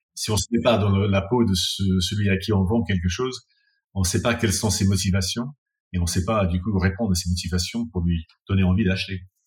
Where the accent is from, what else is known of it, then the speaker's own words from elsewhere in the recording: England, United Kingdom; also born or lived in France; now in London, United Kingdom; je suis anglais